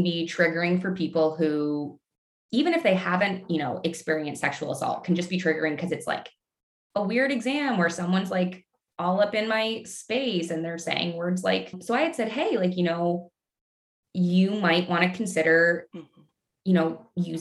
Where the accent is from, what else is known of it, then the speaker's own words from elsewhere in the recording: Canada; moved away as an adult; also born or lived in Midwest, United States; I'm Canadian. And so when the pandemic hit and the city that I was in got absolutely rocked, I ultimately decided that I wanted to go home to practice